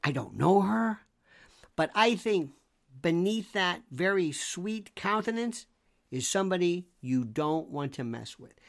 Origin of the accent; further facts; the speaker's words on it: United States; I'm an American